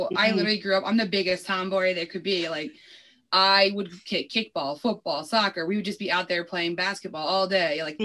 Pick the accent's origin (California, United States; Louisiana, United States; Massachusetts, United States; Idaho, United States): Massachusetts, United States; Springfield; I've been in Springfield, Mass forever. I literally live a whole 1.7 miles away from my mother still